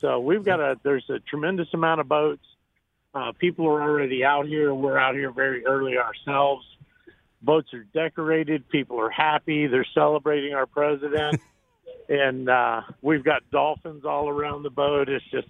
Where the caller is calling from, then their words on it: Clearwater Beach, Florida, United States; I'm calling from outside of Clearwater Beach.